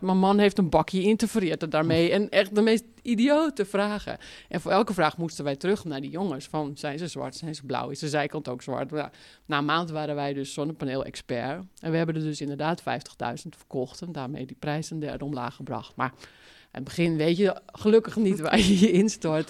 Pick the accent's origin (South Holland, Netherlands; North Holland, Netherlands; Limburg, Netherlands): North Holland, Netherlands; Zaanstreek; accent: Zaans; moved away as an adult; also born or lived in Utrecht; ik kom uit de Zaanstreek en dat is een taal, Zaans